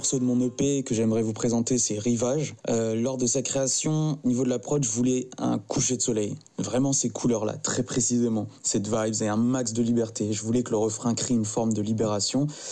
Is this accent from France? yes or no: no; Madagascar; à mon pays d'origine, donc Madagascar